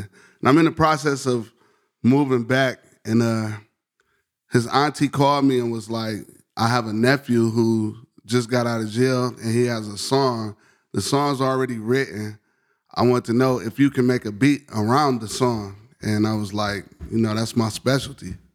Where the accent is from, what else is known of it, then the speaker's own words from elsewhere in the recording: Detroit, Michigan, United States; I grew up on, like, in Southwest Detroit in West Warren and Livenoy's area